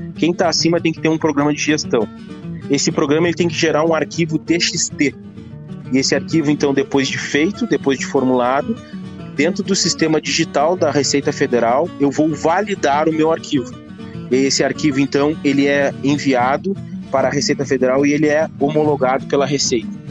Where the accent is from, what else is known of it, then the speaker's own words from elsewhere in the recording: Rio Grande do Sul, Brazil; Eu sou gaúcho